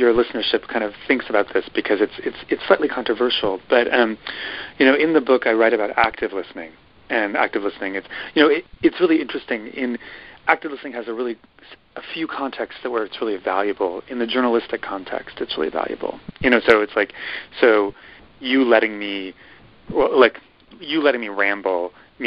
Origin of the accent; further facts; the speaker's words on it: Midwest, United States; I'm from the Midwest